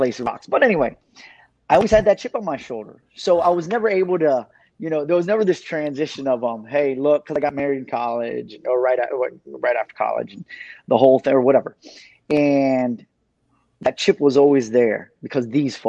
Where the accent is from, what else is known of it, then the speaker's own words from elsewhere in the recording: Miami Gardens, Florida, United States; also born or lived in Paterson, New Jersey; Growing up in Carroll City, for me, it wasn't a walk in the park